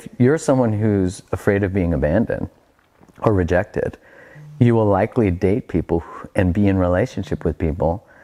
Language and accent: English; Canada; I'm Canadian